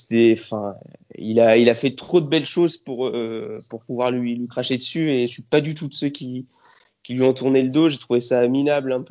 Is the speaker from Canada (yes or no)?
no; Aix-en-Provence, Provence-Alpes-Côte d'Azur, France; born there; now in Paris, France; alors moi je suis un soldat sudiste, je suis né à Aix, j'ai toute ma famille à Marseille, je suis un soldat sudiste exilé à Paris